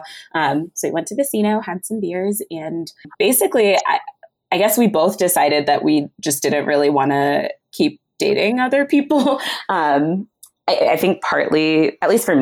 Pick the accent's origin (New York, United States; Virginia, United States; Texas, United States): Virginia, United States; Northern; moved away as an adult; also born or lived in New Zealand / Ghana (family); now in North Carolina, United States; My family's from Ghana and I was born in New Zealand, but I mostly grew up in the DC area. So that's pretty much where I call home, Northern Virginia, or NOVA